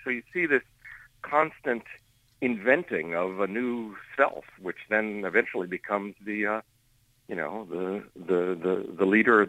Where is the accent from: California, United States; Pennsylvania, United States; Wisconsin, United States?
Pennsylvania, United States; Johnstown; my hometown, in Johnstown, in the other Johnstown.